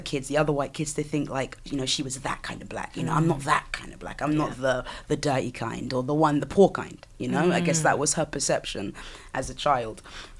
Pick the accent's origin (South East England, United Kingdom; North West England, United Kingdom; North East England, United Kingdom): South East England, United Kingdom; Southampton; So growing up in Southampton was, you know, when you've only known a certain thing, I guess it was kind of normal to me.